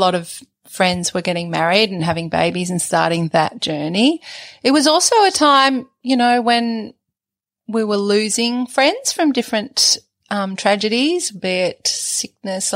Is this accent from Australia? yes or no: yes; Ralston, New South Wales, Australia; also born or lived in Mudgee / Sydney / Dubbo / Canberra; So I'm from Ralston in New South Wales, and I was born in, born in Mudgee Hospital. Our property is a sheep property for, superfine merino wool and fat lamb, and my family are still there. And I grew up on the farm